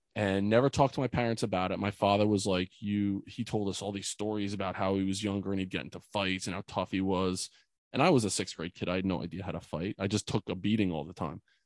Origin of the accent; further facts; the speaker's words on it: Bordentown, New Jersey, United States; my hometown in Bordentown